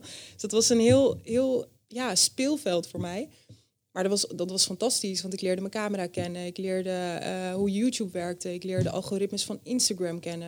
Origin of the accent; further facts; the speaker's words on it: Friesland, Netherlands; moved away; Ik ben opgegroeid in Friesland bij mijn ouders